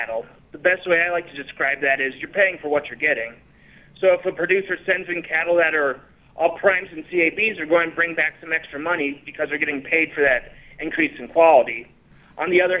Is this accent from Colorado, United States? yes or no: yes; Denver, Colorado, United States; I grew up in Denver, no exposure to agriculture growing up